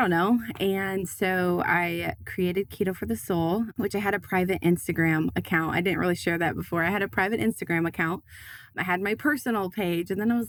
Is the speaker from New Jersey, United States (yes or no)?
no; Iowa, United States; also born or lived in Tennessee; I went from living in Tennessee. I'm originally from Iowa, but then I was living in Tennessee